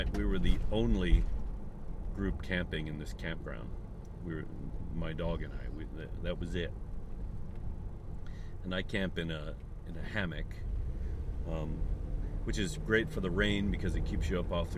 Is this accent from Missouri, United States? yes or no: yes; St. Charles, Missouri, United States; now in Japan; my hometown of St. Charles, Missouri